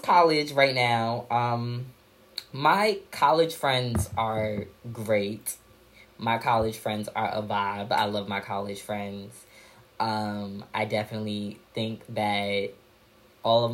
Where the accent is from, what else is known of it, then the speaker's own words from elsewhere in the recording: New York City, New York, United States; also born or lived in Purchase, New York; We're both from Park Slope